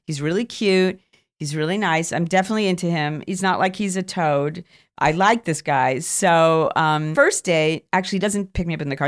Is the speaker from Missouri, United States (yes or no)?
no; New York City, New York, United States; moved away as an adult; I came from Queens